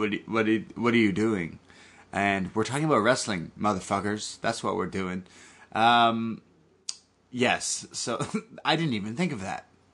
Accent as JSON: {"language": "English", "country": "Canada", "said": "Listen. I'm Canadian, and I love to party."}